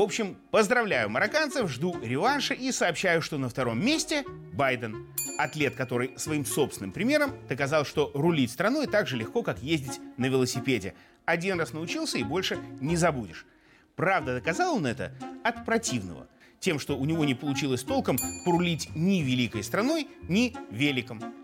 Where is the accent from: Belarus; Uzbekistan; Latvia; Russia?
Belarus; мы белорусы